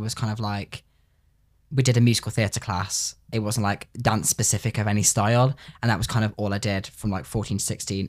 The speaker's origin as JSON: {"language": "English", "town": "Coventry", "region": "West Midlands", "country": "United Kingdom", "said": "I'm from Coventry."}